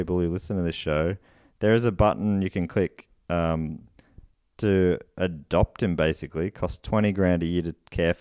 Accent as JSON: {"language": "English", "country": "Australia", "said": "as an Australian"}